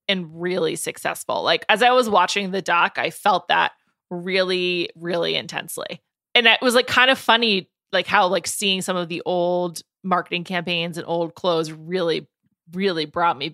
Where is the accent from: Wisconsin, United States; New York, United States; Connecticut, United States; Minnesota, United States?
New York, United States; New York City; I grew up in New York City.